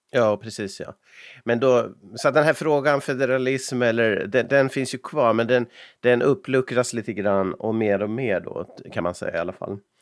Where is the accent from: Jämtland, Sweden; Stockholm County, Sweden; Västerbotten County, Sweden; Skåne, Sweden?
Västerbotten County, Sweden; Umeå; när jag växte upp i Umeå